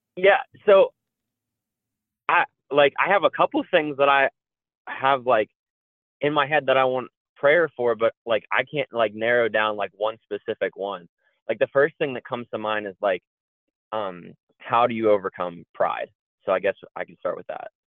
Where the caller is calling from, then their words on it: Altoona, Pennsylvania, United States; I'm calling in from Altoona, Pennsylvania.